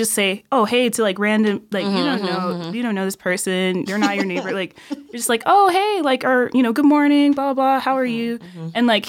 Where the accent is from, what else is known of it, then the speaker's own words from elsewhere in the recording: Illinois, United States; moved away as an adult; also born or lived in Milwaukee; now in Argentina; So and I was born in Milwaukee, Wisconsin. Same with my brother. Mm. And we moved to Illinois when I was three. So I barely remember Wisconsin at all. So Illinois is pretty where I've been most of my life until I came here when I was 18 for school.